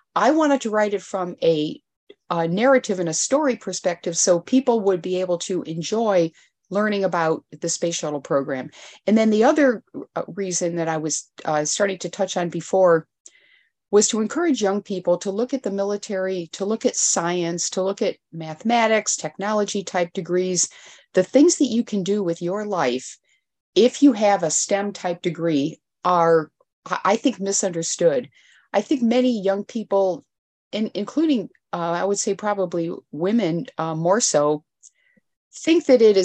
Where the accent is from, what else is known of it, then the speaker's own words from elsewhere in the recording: Elmira, New York, United States; so I'm actually from Elmira, New York.